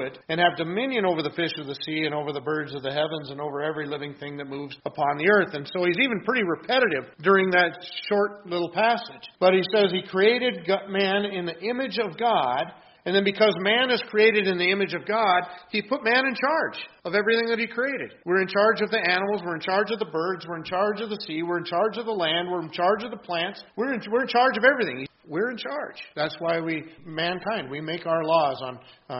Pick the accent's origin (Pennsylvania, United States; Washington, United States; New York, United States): Washington, United States; moved away; where I grew up out in Washington State